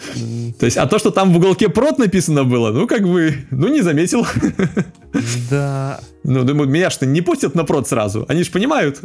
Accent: Belarus; я как белорус

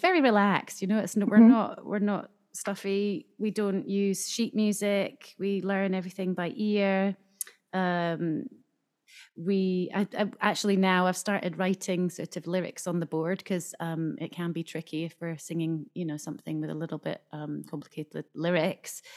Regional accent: Scotland, United Kingdom; now in Japan; I grew up in Scotland

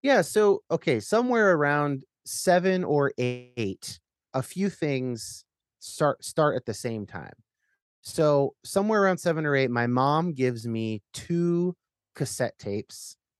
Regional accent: Northern California, United States; I'm growing up in Northern California

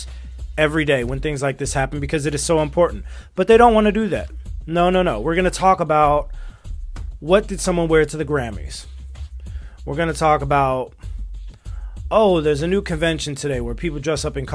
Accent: United States; as an American citizen, as someone who was born and raised in this country

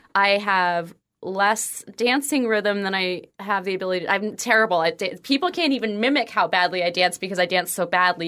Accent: northwest New Jersey, United States; moved away; I lived in the northwest part of Jersey

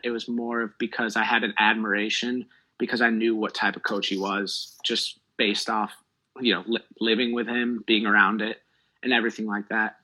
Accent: Milwaukee, Wisconsin, United States; I'm from Milwaukee, Wisconsin

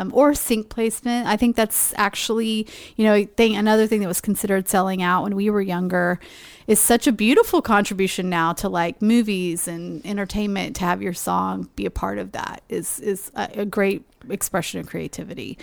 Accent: Texas, United States; moved away as an adult; now in Livingston, Montana, United States; growing up in Texas

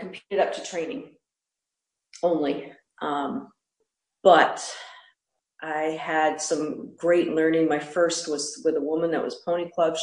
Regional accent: Pennsylvania, United States; I grew up in Pennsylvania where it's hilly and woods.

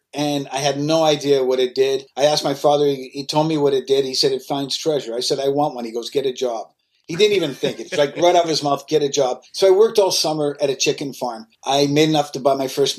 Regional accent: Canada; I'm from Canada

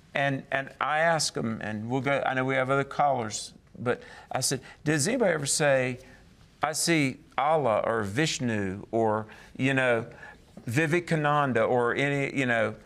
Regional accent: the South, United States; I'm from the South

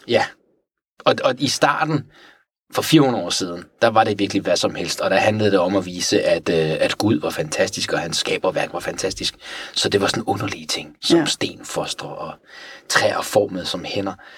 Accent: Tehran, Tehran Province, Iran; now in Denmark; jeg er vokset op i Teheran

